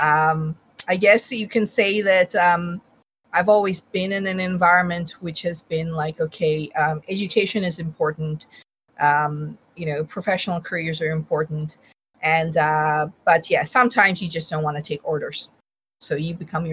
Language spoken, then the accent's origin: English; Bangladesh; moved away; also born or lived in Australia; I was born in Bangladesh. We are from Bangladesh